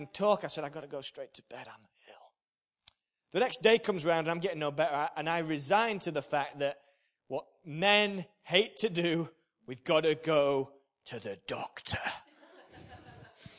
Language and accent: English; Yorkshire and the Humber, United Kingdom; I'm a Yorkshireman